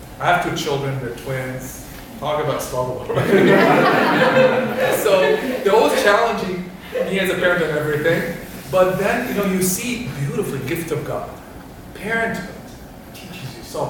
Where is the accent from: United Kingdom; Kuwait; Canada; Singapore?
Kuwait; moved away; I'm of Palestinian origin. I grew up in Kuwait